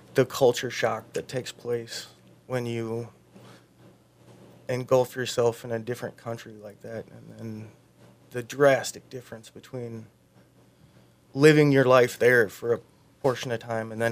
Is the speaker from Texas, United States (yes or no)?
no; Fort Dodge, Iowa, United States; now in Mankato, United States; Fort Dodge is my hometown.